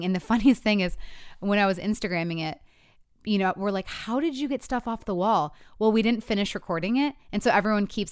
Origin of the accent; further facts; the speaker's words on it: Michigan, United States; now in Nashville, United States; I grew up in Michigan. So there was tornadoes and we had tornado warnings